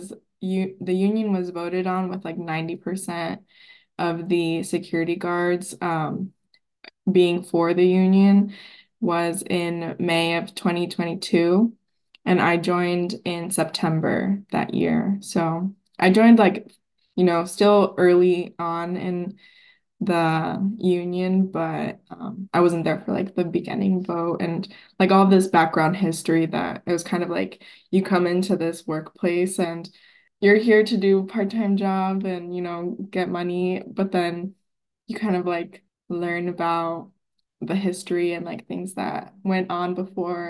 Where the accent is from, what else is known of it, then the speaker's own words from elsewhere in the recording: Arizona, United States; now in Seattle, United States; I'm from Arizona.